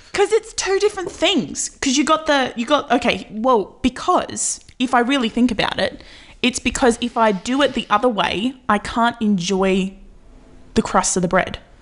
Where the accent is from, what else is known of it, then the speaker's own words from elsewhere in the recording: Australia; I'm Australian